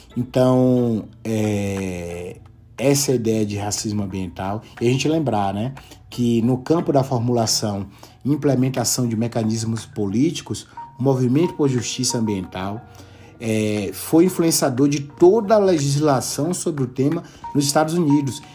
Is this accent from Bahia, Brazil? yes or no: yes; interior of Bahia, Brazil; moved away as an adult; also born or lived in Brasília, Brazil; now in Salamanca, Spain; sou baiano do interior da Bahia